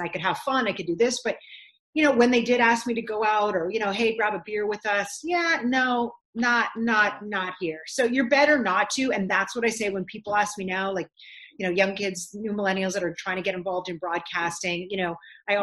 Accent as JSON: {"language": "English", "town": "Ottawa", "region": "Ontario", "country": "Canada", "tie": "born or raised there", "moved": "as an adult", "lives_now": "Los Angeles, United States", "said": "even in Ottawa, I'm like, \"This is my hometown."}